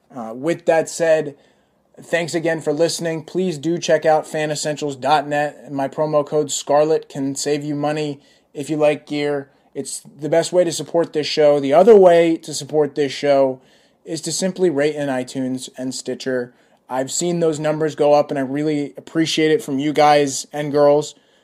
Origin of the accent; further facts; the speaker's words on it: Fairfax County, Virginia, United States; moved away as an adult; I grew up in Virginia, in the Fairfax County area, but my family is from Brooklyn and from Edison, New Jersey.